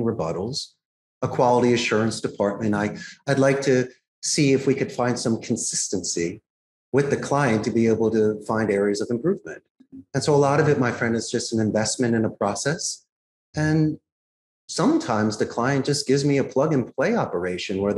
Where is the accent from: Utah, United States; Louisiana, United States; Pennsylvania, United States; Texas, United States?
Pennsylvania, United States; Philadelphia; now in Costa Rica; I grew up in Philadelphia